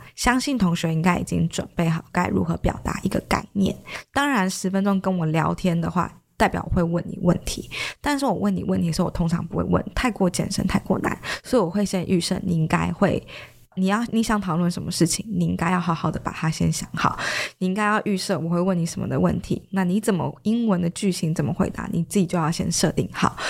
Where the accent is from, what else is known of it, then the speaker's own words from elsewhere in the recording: Taiwan; 因为就台湾的历史来讲，我们没有被任何英语系的国家指明过